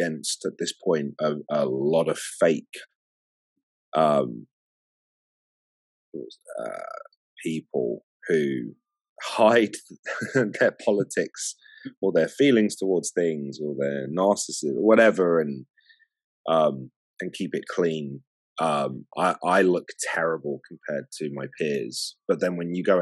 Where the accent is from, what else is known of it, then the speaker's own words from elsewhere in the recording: London, United Kingdom; I was born in England, London